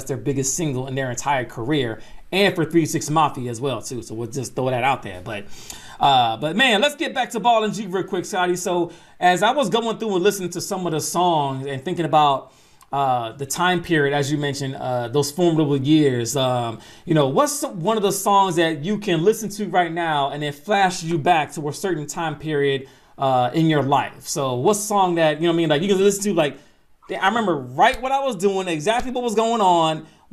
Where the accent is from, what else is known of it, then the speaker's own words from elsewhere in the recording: Atlanta, Georgia, United States; I'm not from Memphis, I'm from Atlanta